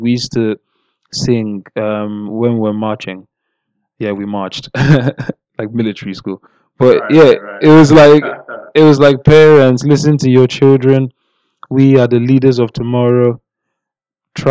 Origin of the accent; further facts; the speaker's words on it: Nigeria; I'm Nigerian